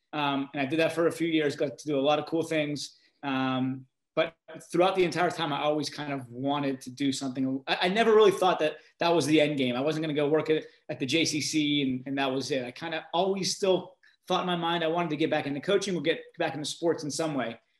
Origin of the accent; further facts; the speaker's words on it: Pittsburgh, Pennsylvania, United States; I grew up in Pittsburgh